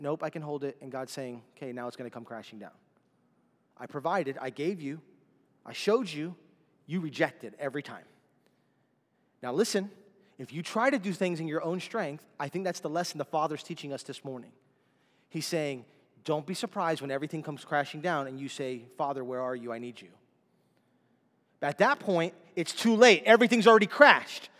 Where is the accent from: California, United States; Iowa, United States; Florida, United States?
Florida, United States; Miami; we're from Miami